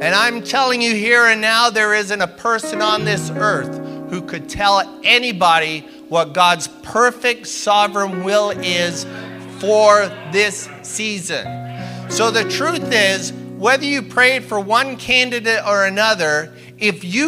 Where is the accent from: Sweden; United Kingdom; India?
United Kingdom; also born or lived in Canada; now in United States; I am British by birth, which means I'm a British citizen.